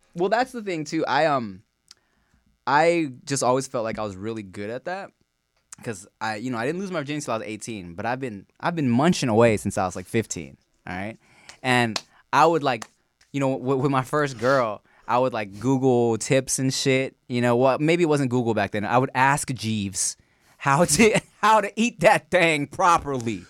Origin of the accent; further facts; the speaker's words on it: Long Beach, California, United States; also born or lived in Billings, Montana; My family moved when I was a baby to Long Beach